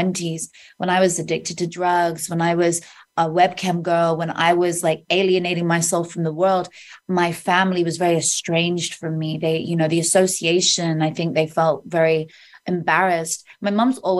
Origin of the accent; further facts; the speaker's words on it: Oxfordshire, South East England, United Kingdom; In Oxfordshire, in the countryside, in the UK